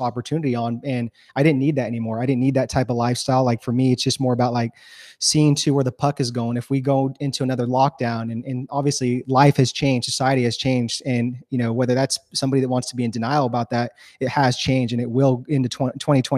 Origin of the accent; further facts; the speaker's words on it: California, United States; moved away as an adult; also born or lived in Los Angeles, United States; now in Texas, United States; we're born and raised in California. I love California. That's home